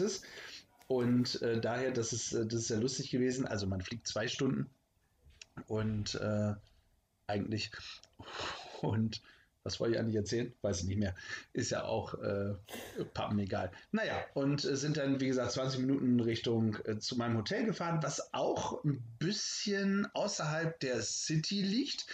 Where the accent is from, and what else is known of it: Germany